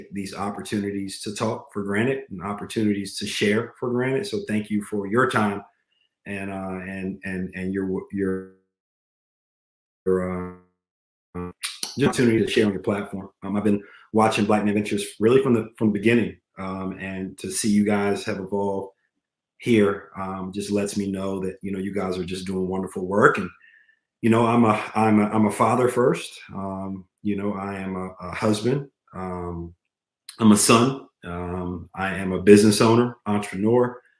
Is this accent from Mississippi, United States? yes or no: no; Charlottesville, Virginia, United States; I grew up in Charlottesville, Virginia. Weezer County, to be exact, which is just outside of Charlottesville